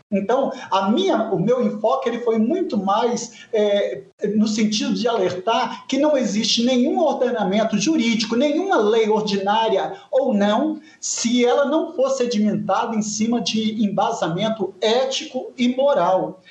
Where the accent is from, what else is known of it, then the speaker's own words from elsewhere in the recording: Vitória, Espírito Santo, Brazil; eu nasci no Espírito Santo, no interior do estado. Nós somos em seis filhos, eu sou mais novo, e com cinco anos de idade mudamos para a capital